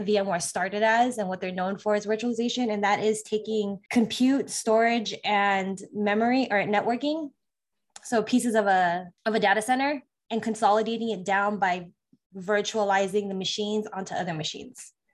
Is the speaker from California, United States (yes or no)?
yes; California, United States; moved away as an adult; also born or lived in Las Vegas, Nevada; I'm originally from California, um, lived there most of my life before the military